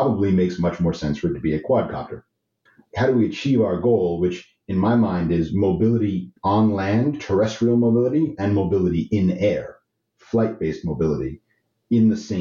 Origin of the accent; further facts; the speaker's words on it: New York City, New York, United States; I'm from New York City